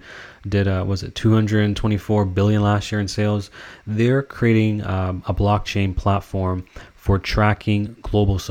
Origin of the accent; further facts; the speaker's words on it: Canada; I'm Canadian.